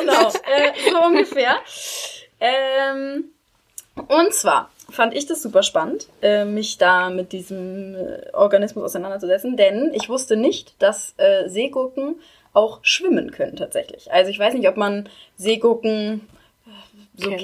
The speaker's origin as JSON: {"language": "German", "region": "Schleswig-Holstein", "country": "Germany", "tie": "born or raised there", "also_born_or_lived": "Oldenburg", "lives_now": "Kiel, Germany", "said": "Ich komme auch ursprünglich aus Schleswig-Holstein"}